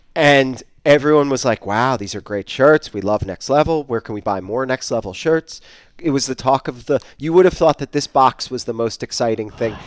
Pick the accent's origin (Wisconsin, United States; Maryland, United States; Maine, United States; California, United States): Maine, United States; moved away; I grew up in Maine